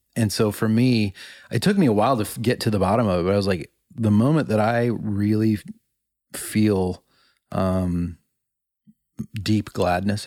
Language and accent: English; Illinois, United States; moved away; I went home to Illinois, uh, to my hometown a few years ago.